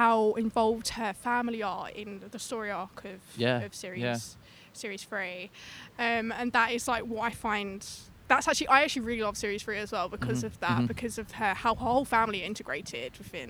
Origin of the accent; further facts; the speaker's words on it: London, United Kingdom; I am from London.